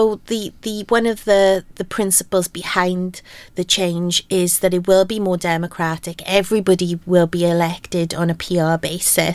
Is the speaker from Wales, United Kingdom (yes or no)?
yes; Aberdeen, Wales, United Kingdom; I grew up in Aberdeen and very much in a mining community